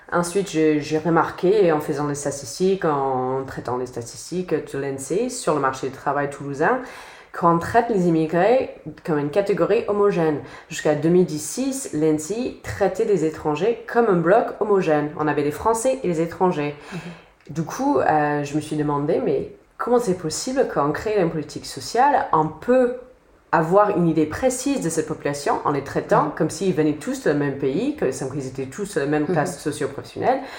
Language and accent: French; United States; French is a second language; moved away as an adult; also born or lived in Boston; now in France; J'ai un accent parce que je suis bien américaine. J'ai habité aux États-Unis jusqu'à 2013, donc ça fait presque 7 ans que je suis en France.